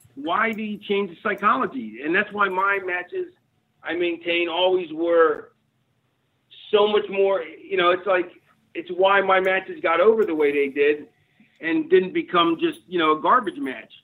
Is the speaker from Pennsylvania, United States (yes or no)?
yes; Philadelphia, Pennsylvania, United States; moved away as an adult; also born or lived in Connecticut; I was born in the 60s, but I grew up in the 70s in Philly